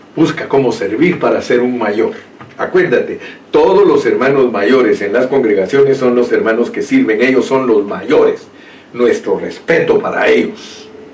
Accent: Guatemala; soy un chapín, así hablan los chapines, dicen hijuela

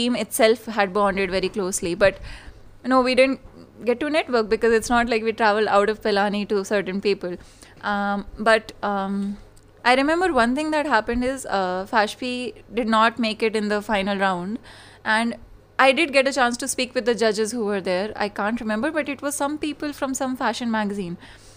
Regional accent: Jaipur, Rajasthan, India; I'm from Jaipur

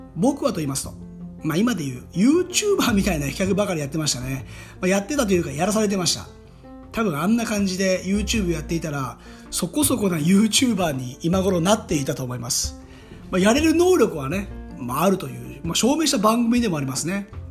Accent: Hamamatsu, Shizuoka, Japan; 僕の地元浜松市

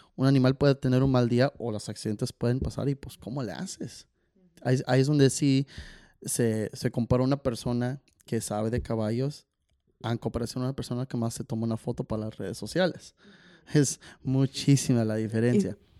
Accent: Chicago, Illinois, United States; moved away; also born or lived in California; yo crecí charré en Chicago y he charreado en California

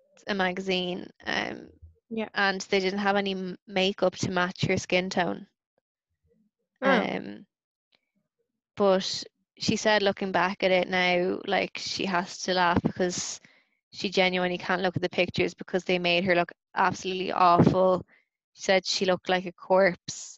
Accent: Ireland; I'm Irish

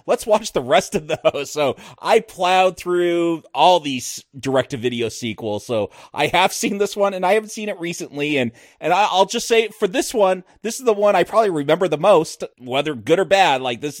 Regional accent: California, United States; This was all filmed up by where I grew up in Northern LA County back when it was like in the 50s and 60s and 70s.

